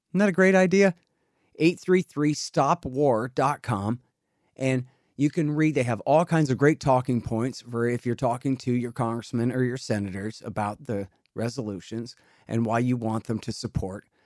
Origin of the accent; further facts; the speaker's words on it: Texas, United States; I'm a Texan.